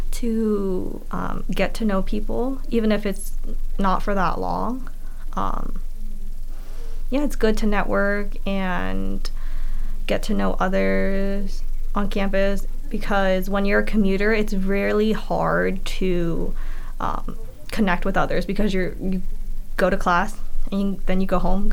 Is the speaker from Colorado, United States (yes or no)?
no; York, Pennsylvania, United States; I am from York, Pennsylvania